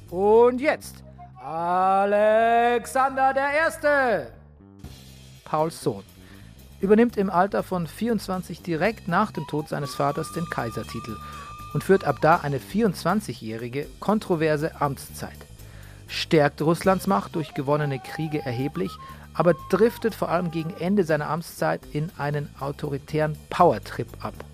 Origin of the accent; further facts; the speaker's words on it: Bavaria, Germany; now in Berlin, Germany; Da ähnelt sich meine Heimat äh, Niederbayern offensichtlich der Provence, weil ich habe ähnliche Probleme bei, mein, bei meinen Eltern. Hier in Berlin geht's, aber wenn ich da bin, in der Heimat